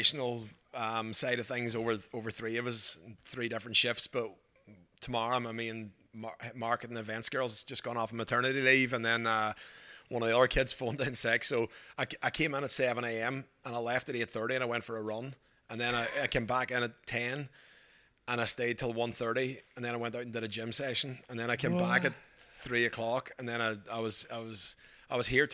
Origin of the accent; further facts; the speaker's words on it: Ireland; moved away as an adult; also born or lived in Glasgow, Scotland; now in Australia; I grew up in Ireland till I was 18. Then I went to university in Glasgow in Scotland.